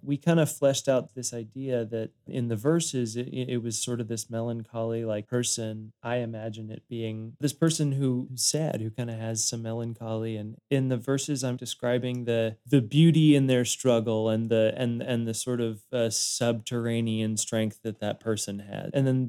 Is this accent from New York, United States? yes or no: no; Denver, Colorado, United States; now in Nashville, United States; I came from Denver and I would go back to Denver probably 3, 4, 5 times a year to play shows and kind of reconnect with my fan base and friends there.